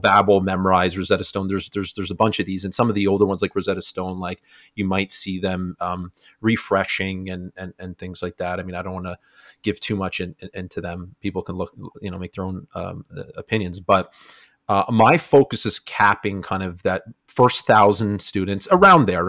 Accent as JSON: {"language": "English", "area": "Niagara region", "region": "Ontario", "country": "Canada", "said": "I'm from Canada, Niagara region"}